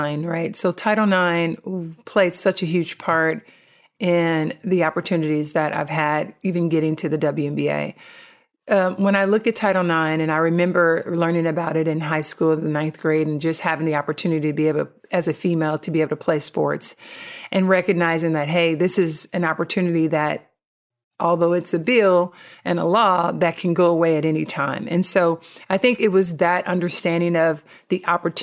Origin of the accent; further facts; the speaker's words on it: Compton, California, United States; I grew up in Compton, California, which is the inner city of Southern California